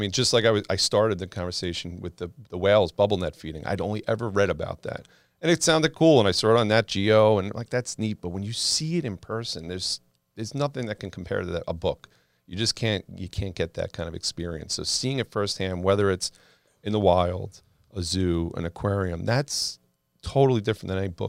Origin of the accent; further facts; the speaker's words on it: Long Island, New York, United States; I grew up on the water. I grew up on Long Island, go on the beach, going crabbing, fishing.